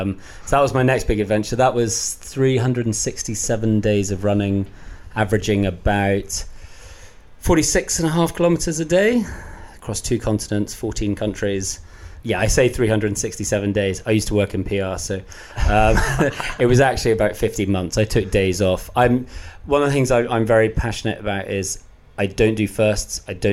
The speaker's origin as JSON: {"language": "English", "region": "Scotland", "country": "United Kingdom", "said": "I may not sound it, but I'm Scottish."}